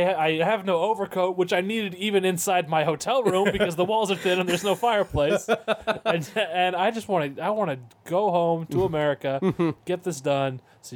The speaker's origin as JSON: {"language": "English", "country": "United States", "said": "I'm an American"}